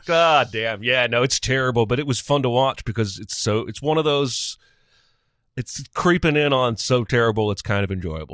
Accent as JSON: {"language": "English", "region": "Indiana", "country": "United States", "tie": "born or raised there", "said": "the towns I grew up in and the schools I grew up in in Indiana."}